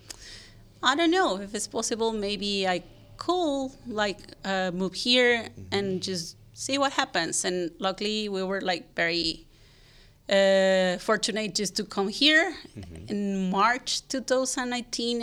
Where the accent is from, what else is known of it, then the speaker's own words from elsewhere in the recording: Puebla, Mexico; English is a second language; moved away as an adult; also born or lived in Barcelona, Spain / Zurich, Switzerland; now in San Francisco, United States; I'm from Puebla, Mexico. And I was just like born, raised there, and I lived there until I was 28.